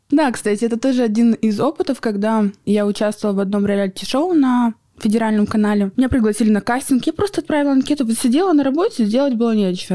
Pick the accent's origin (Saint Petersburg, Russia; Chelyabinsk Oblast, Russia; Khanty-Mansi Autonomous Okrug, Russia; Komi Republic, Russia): Khanty-Mansi Autonomous Okrug, Russia; Surgut; moved away as an adult; also born or lived in Yekaterinburg; я родилась в Хмао, в городе Сургуте. А, прожила до 20 лет в Сургуте.